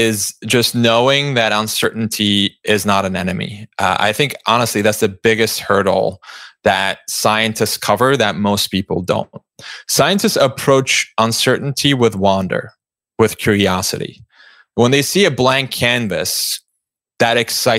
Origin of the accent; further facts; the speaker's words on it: Istanbul, Turkey; moved away as an adult; I grew up in Istanbul, Turkey, and lived there for 17 years